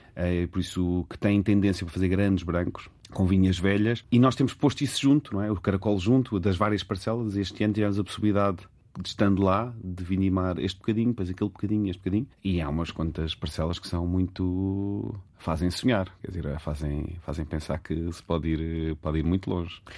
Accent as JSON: {"language": "Portuguese", "region": "Lisbon", "country": "Portugal", "tie": "born or raised there", "said": "Eu nasci em Lisboa, os meus pais são, são dos Açores e, e do Alentejo"}